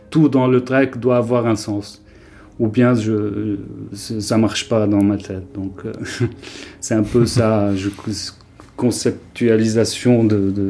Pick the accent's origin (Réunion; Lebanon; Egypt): Lebanon; Beirut, Beirut Governorate; moved away as an adult; now in Paris, France; je viens de Beyrouth et ça fait, comme j'ai dit, depuis 2018 je suis à Paris.